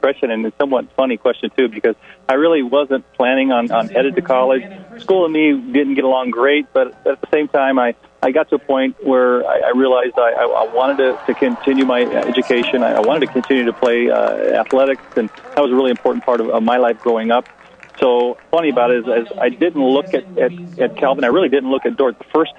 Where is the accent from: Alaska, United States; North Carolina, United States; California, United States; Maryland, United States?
California, United States; Escalon; moved away as an adult; now in Haiti; Yeah, I grew up in the Central Valley of Northern California, a little town called Escalon, near Ripon.